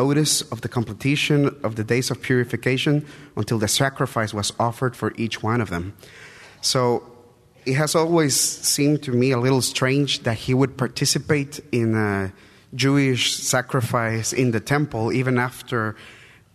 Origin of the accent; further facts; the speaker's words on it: El Salvador; English is a second language; I'm visiting from El Salvador, so my English is not perfect.